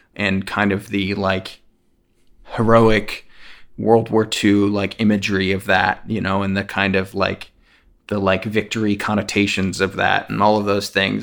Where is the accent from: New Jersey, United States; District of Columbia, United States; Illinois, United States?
New Jersey, United States; I'm from New Jersey